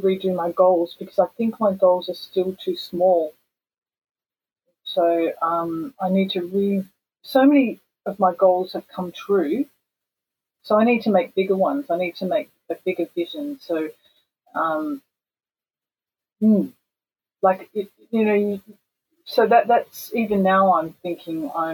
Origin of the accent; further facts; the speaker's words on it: Perth, Western Australia, Australia; moved away as an adult; now in Japan; growing up in Perth